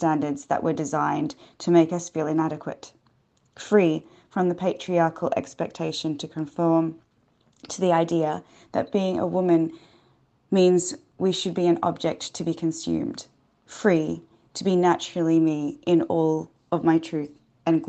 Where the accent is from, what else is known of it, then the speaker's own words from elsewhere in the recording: Western Australia, Australia; also born or lived in South Africa / Mauritius; now in London, United Kingdom; I'm South African Mauritian, and I grew up in Western Australia and now live in London in the UK